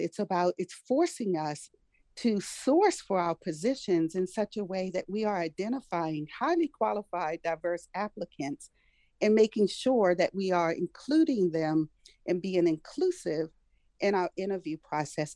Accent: Prince George's County, Maryland, United States; also born or lived in Washington, D.C.; I was born in Washington, D.C., I've pretty much lived almost my entire life and where I continue to live here in Prince George's County.

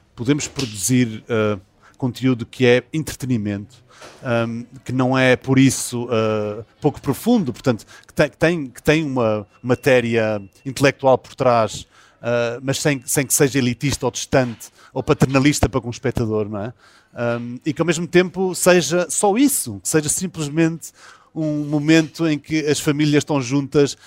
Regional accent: São Miguel, Azores, Portugal; accent: São Miguel (Micaelense); sou de São Miguel e, e, e que com pronúncia, ah, nós miquelenses

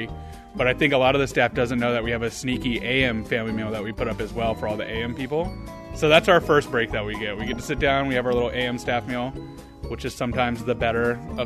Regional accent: Albuquerque, New Mexico, United States; moved away; I grew up in Albuquerque, New Mexico.

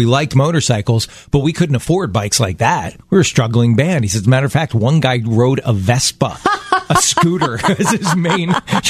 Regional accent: Baltimore, Maryland, United States; moved away; We're from Baltimore.

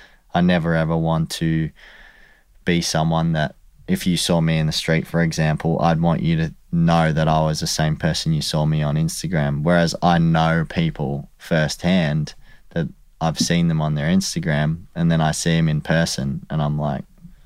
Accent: Warrandyte, Victoria, Australia; Yeah, so I grew up in Warrandyte, so out a little bit out of the city.

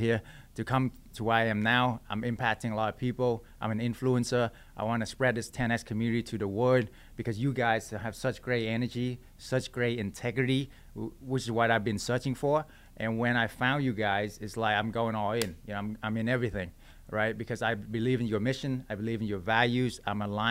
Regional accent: Texas, United States; I'm from Texas

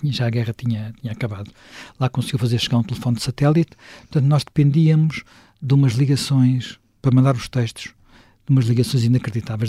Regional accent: Lisbon, Portugal; also born or lived in Sintra; Eu que nasci em Lisboa, cresci em Lisboa, vivi sempre em Lisboa

